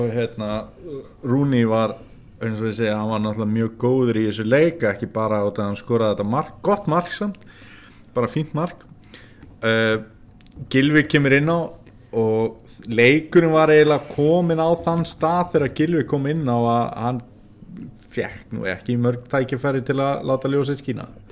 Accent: Norðfjörður, Eastern Region, Iceland; þegar ég var lítill á Norfyrir

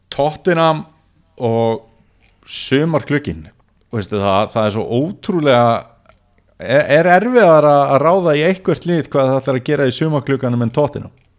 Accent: Neskaupstaður, Eastern Region, Iceland; moved away; ég hef verið í heimabænum mínum Neskjöpstað

